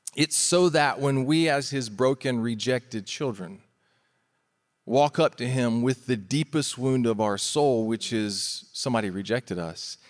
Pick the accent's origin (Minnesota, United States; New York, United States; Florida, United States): Florida, United States; we're from Florida